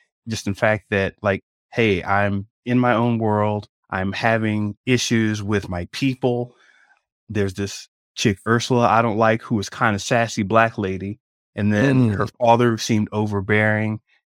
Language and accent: English; Jamaica; Are you kidding me? I'm Jamaican. I'm down with that.